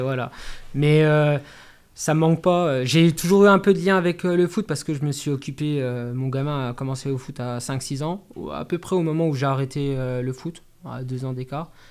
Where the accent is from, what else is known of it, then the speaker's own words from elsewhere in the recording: Corcieux, Grand Est, France; moved away as an adult; now in Saulcy-sur-Meurthe, France; j'ai passé toute mon enfance à Corsieux